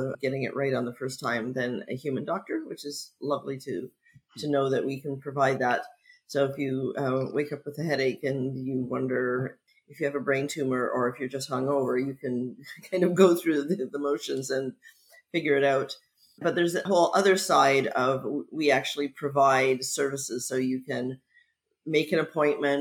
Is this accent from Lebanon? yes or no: no; near Niagara Falls, Ontario, Canada; moved away as an adult; also born or lived in Montreal / Vancouver; now in London, United Kingdom; I grew up near Niagara Falls, but spent many years in Montreal and then spent many years in Vancouver